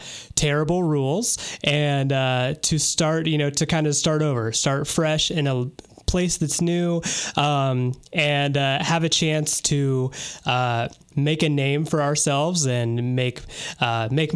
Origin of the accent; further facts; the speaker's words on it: United States; I'm from America.